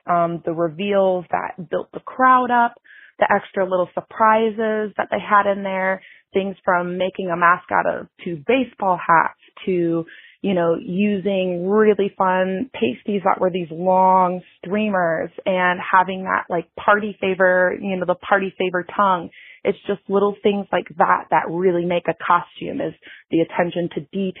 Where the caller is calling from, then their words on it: St. Louis, Missouri, United States; I'm calling from St. Louis, Missouri.